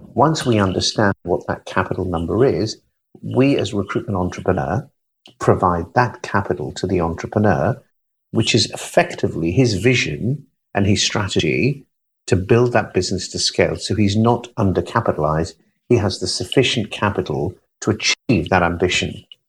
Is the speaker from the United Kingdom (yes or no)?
yes; United Kingdom; I'm British.